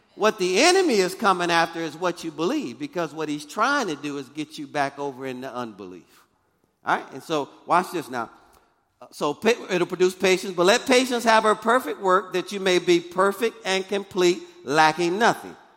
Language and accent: English; Michigan, United States; moved away; I'm from Michigan, so I'm used to snow and ice